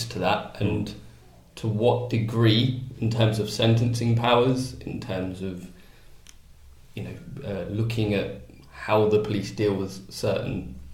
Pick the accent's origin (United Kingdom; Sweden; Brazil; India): United Kingdom; we're all British.